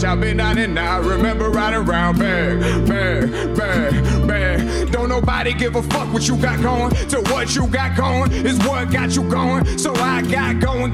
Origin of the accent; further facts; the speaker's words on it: Port Arthur, Texas, United States; I'm from Port Arthur, Texas